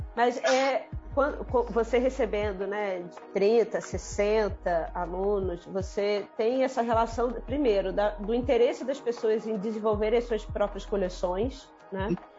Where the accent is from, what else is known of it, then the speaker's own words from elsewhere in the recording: Brazil; como brasileiros